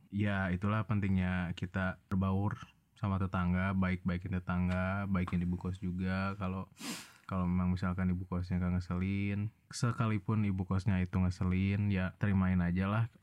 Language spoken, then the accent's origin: Indonesian; Tasikmalaya, West Java, Indonesia; kecuali kalau daerah kabupaten apalagi kalau di kota gue di Tasik apa tuh mahal gak kosan